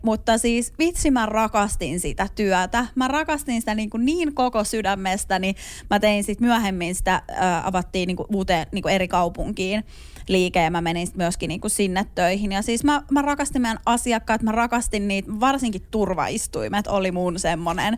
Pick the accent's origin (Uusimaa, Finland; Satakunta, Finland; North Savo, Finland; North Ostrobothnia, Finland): Uusimaa, Finland; Hyvinkää; mä oon siis Hyvinkäällä elänyt lapsuusvuosia